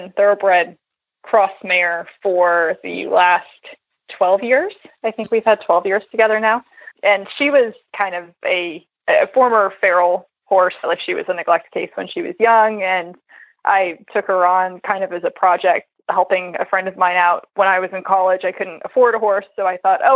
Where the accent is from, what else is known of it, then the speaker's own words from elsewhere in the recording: Central Virginia, United States; I grew up in Central Virginia